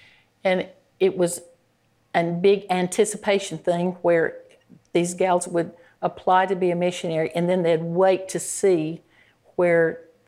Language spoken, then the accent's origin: English; Georgia, United States; I'm from Georgia.